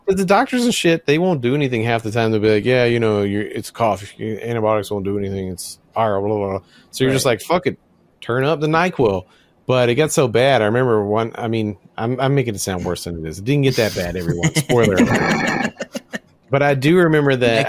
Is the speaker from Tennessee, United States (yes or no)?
yes; Memphis, Tennessee, United States; I'm from Memphis, Tennessee